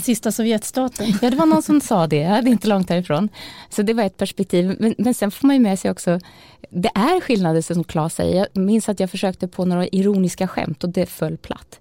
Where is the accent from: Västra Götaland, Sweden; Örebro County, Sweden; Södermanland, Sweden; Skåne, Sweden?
Södermanland, Sweden; Malmköping; moved away; also born or lived in Norway; vi lantisar var mot Stockholm när jag var, bodde hemma i Malmköping